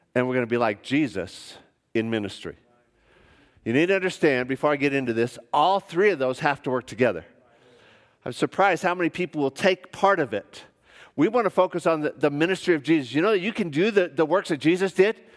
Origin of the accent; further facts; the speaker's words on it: United States; moved away as an adult; also born or lived in Melbourne, Australia; I'm an American